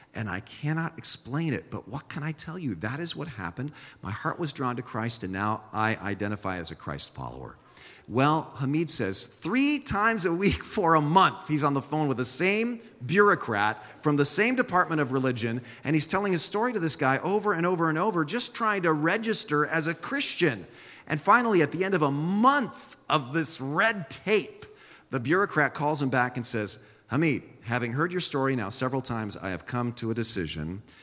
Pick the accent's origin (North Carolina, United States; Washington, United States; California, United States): California, United States; San Jose; first language Swiss German; English is a second language; my first language was Swiss German when I was a small child, but I grew up here in San Jose